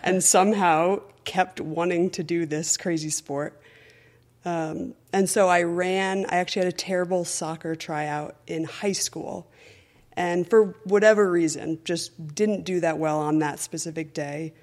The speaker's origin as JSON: {"language": "English", "town": "Ridgefield", "region": "Connecticut", "country": "United States", "tie": "born or raised there", "said": "I grew up in Richfield, Connecticut"}